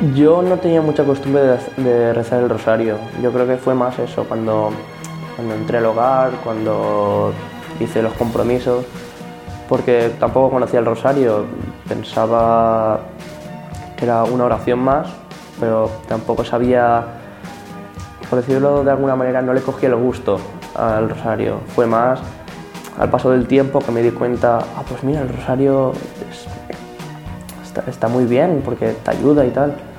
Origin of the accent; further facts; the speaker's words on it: Torrent, Valencian Community, Spain; tengo 14 años, soy de Torrent